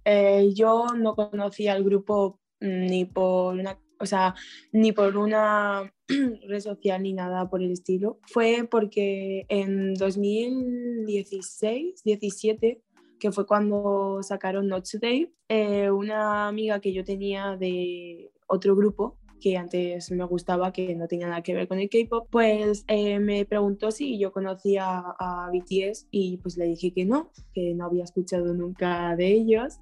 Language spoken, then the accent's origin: Spanish; Spain; soy de España